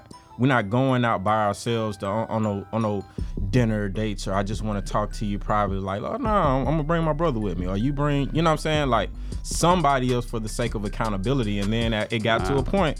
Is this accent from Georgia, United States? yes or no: yes; Atlanta, Georgia, United States; I'm from Atlanta, so I was raised in it